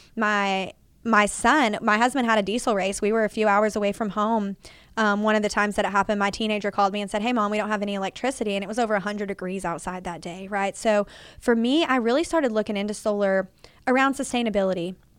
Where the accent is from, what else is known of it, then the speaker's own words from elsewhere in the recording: Fort Worth, Texas, United States; I was born and raised in Fort Worth. I've lived here my enter-, entire thirty-three years of life